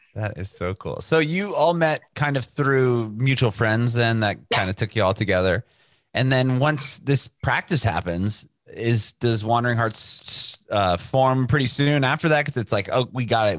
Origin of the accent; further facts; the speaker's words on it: San Diego, California, United States; now in Nashville, United States; we're from San Diego, California, but we moved to Nashville